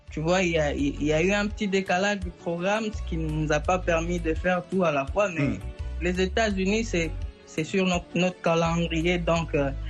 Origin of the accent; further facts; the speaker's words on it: North Kivu, DR Congo; Vous savez, chez nous, chez nous, à, chez nous au Nord Kivu, c'est quand même pas bien de le dire ainsi, mais c'est une vérité.